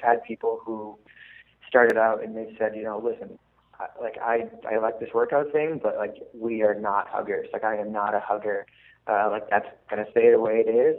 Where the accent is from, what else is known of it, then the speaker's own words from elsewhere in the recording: Massachusetts, United States; moved away as an adult; now in Baltimore, United States; I'm originally from Massachusetts